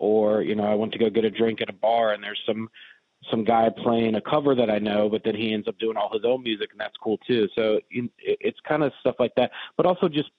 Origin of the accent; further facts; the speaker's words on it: Richmond, Virginia, United States; I'm from Richmond. Been here since I was born. So never really left.